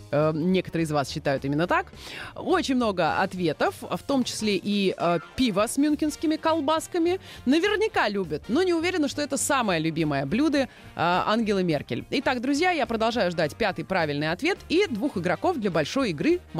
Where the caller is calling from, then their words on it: Moscow, Russia; я из Москвы